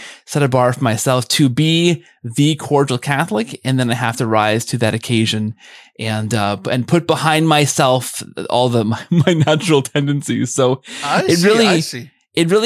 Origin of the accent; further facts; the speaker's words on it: Canada; I'm Canadian